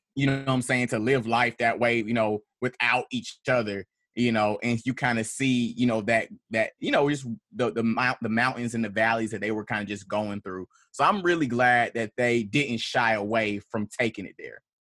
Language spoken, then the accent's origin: English; Atlanta, Georgia, United States; I am a poet from Atlanta, Georgia, from Southwest Atlanta